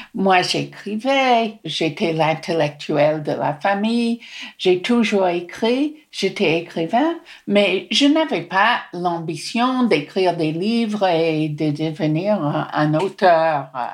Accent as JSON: {"language": "French", "town": "Newark", "region": "New Jersey", "country": "United States", "tie": "born or raised there", "also_born_or_lived": "France", "second_language": "French", "moved": "as an adult", "lives_now": "Nice, France", "said": "Je suis née à Newark, dans le New Jersey"}